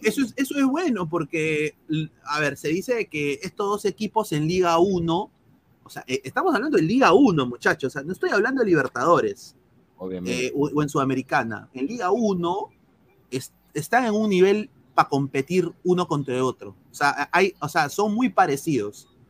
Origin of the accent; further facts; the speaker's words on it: Peru; now in United States; somos peruanos, eh, yo estoy aquí en los Estados Unidos